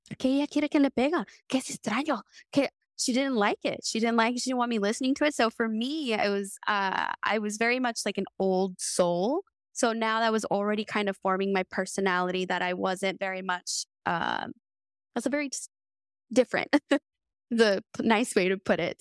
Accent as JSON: {"language": "English", "region": "American South", "country": "United States", "tie": "born or raised there", "said": "I not only grew up in two, three different worlds, navigating not, like, just American, but Southern, Peruvian culture"}